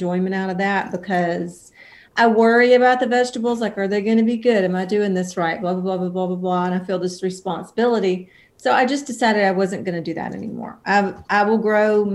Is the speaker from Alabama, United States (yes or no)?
yes; about 90 miles north of Mobile, Alabama, United States; moved away as an adult; also born or lived in Nashville, Tennessee; I was born in Mobile, Alabama, and I grew up about 90 miles north of there and around